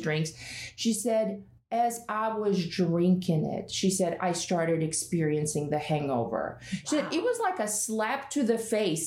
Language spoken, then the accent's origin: English; Russia; moved away; I was born and raised in Russia